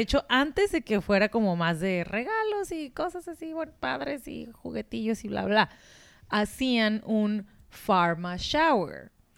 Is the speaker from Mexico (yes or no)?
yes; Mexico; de México